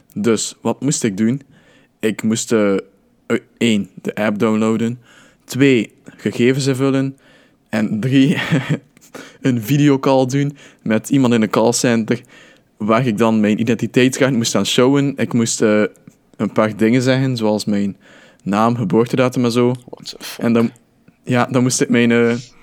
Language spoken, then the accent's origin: Dutch; Belgium; als Belg